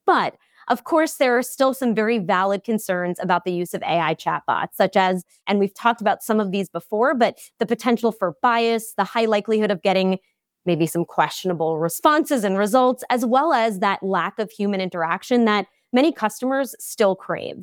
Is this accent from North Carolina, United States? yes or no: no; Long Island, New York, United States; I'm also from Long Island, New York